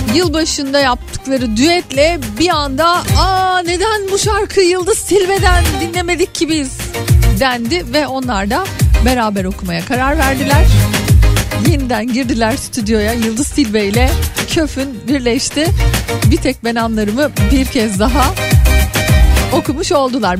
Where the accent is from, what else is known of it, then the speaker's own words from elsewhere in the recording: Yeşilköy, Istanbul, Turkey; benim hani böyle lise yıllarımın en çok geçtiği yerdir Yeşilköy